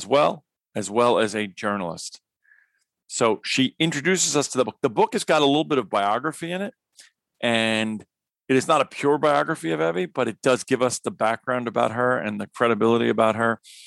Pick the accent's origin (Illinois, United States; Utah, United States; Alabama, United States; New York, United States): New York, United States; in addition to being a New Yorker like myself